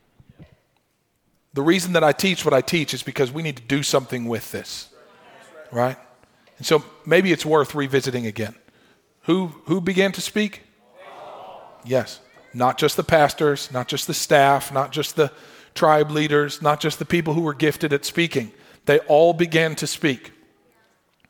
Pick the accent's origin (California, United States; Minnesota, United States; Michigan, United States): Michigan, United States; I grew up in Michigan